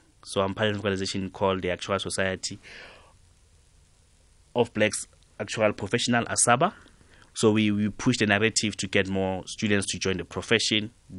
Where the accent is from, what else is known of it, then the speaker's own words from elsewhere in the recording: Katlehong, Gauteng, South Africa; At my school, Mponseng Secondary School, I'm from Katlehong